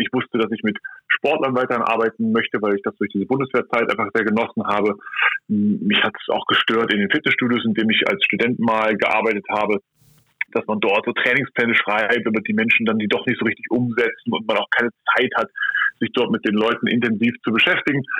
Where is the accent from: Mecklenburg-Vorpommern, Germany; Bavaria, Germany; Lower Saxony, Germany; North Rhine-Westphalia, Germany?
Lower Saxony, Germany; Hanover; ich bin ähm, 1984 in Hannover geboren